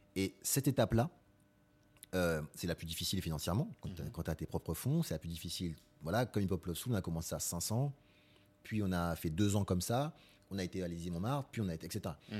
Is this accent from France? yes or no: yes; Épinay-sur-Seine, Île-de-France, France; also born or lived in Marie-Galante (ancestry); j'ai grandi à Épinay, mm. Épinay-sur-Seine, dans 93